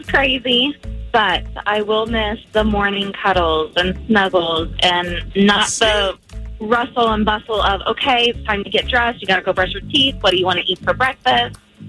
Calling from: Merritt Island, Florida, United States; I'm calling from Merritt Island.

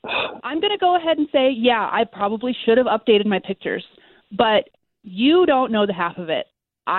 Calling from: Winter Park, Florida, United States; I'm calling from Winter Park.

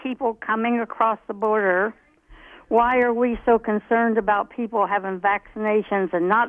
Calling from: Fairborn, Ohio, United States

